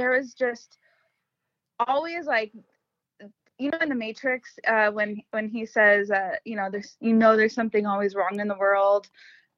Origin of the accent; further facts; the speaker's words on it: Los Angeles, California, United States; moved away as an adult; now in Arizona, United States; I was born and raised in Los Angeles, California for my entire life